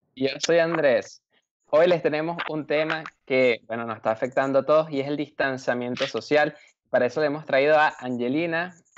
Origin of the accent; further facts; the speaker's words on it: Venezuela; now in Germany; Los tres somos inmigrantes de Venezuela y estamos en otro país